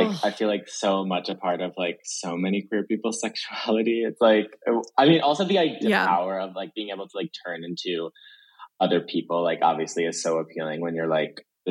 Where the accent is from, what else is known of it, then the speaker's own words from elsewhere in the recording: Jersey Shore, New Jersey, United States; I grew up in the Jersey Shore